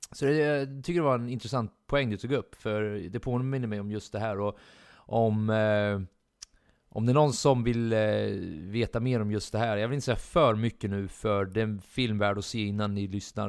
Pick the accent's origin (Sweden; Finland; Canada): Sweden; vi är svenskar